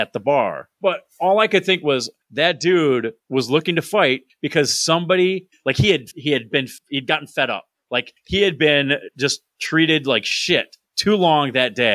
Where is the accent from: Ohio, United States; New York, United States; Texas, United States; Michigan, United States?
New York, United States; moved away; I'm from New York, and, you know, not the city